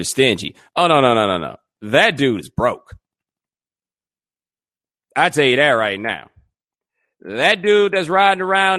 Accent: the South, United States; moved away; I'm from the South

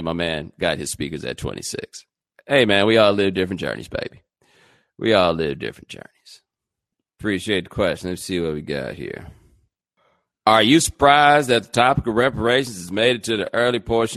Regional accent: the South, United States; moved away; I'm from the South

